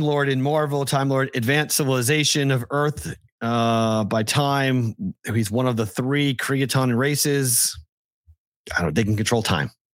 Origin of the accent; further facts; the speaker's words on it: Boston, Massachusetts, United States; moved away as an adult; also born or lived in Huntsville; I was from Boston